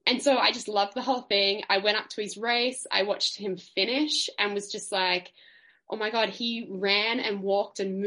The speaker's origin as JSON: {"language": "English", "town": "Melbourne", "region": "Victoria", "country": "Australia", "tie": "born or raised there", "said": "I grew up in Melbourne City. I was a city kid"}